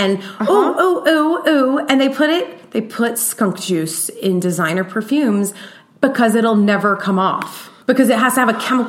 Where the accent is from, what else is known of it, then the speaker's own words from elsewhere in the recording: Georgia, United States; I'm from Georgia